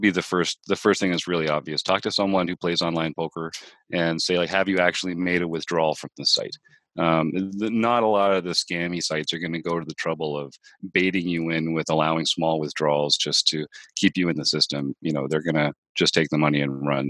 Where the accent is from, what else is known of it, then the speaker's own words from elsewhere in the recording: Canada; being a Canadian